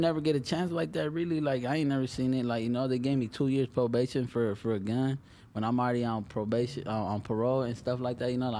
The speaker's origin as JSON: {"language": "English", "town": "Los Angeles", "region": "California", "country": "United States", "tie": "born or raised there"}